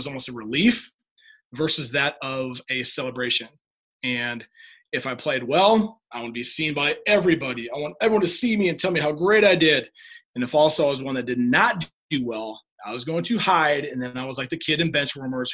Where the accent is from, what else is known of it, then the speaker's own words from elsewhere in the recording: Humboldt, Iowa, United States; I grew up in Humboldt, Iowa, town of about 5,000 people.